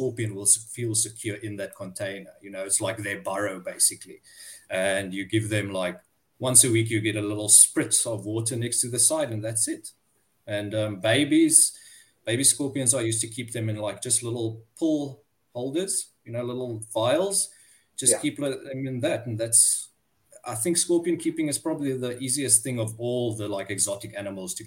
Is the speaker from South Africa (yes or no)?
yes; Cape Town, Western Cape, South Africa; I'm from Cape Town in South Africa.